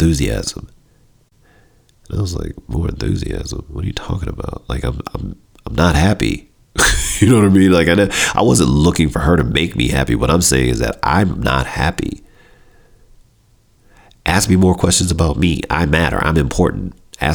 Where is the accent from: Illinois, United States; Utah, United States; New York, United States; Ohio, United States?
Illinois, United States; Chicago; we're both from Chicago